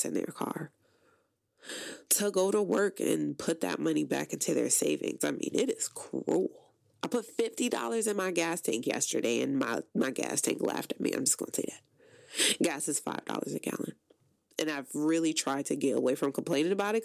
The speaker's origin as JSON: {"language": "English", "town": "Paterson", "region": "New Jersey", "country": "United States", "moved": "yes", "said": "I am originally from Paterson, New Jersey"}